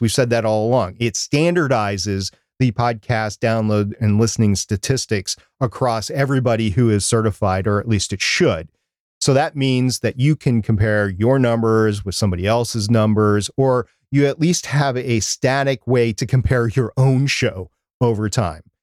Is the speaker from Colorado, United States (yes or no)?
no; Minnesota, United States; I was born and, or grew up in Minnesota, which is right next to Canada